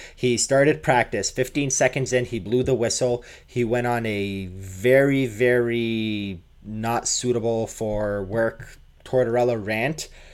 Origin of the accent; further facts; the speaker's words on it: Canada; moved away; also born or lived in Toronto; I am Canadian